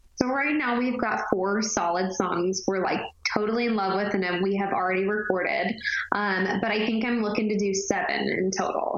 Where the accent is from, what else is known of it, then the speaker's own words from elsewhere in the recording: Texas, United States; now in Nashville, United States; I grew up in the Texas Opry, so my dad and I would actually sing the duet all the time ever since I was like 10, 11 years old.